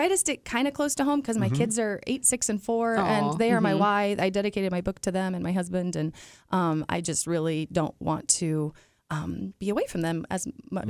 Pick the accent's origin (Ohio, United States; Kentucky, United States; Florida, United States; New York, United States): Ohio, United States; Dayton; now in Columbus, United States; Dayton originally